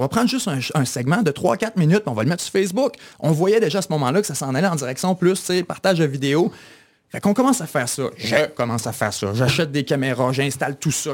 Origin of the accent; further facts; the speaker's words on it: Kamouraska, Bas-Saint-Laurent, Quebec, Canada; also born or lived in Chicoutimi, Quebec / Ottawa, Ontario; j'ai grandi au Kamouraska largement, dans différents villes du Kamouraska